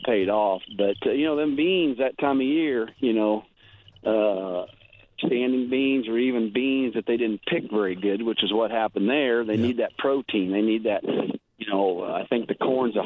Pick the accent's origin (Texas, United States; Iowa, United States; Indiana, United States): Iowa, United States; Keosauqua; now in Fairfield, United States; I was born and raised in Kissauqua, which is the county south, Van Buren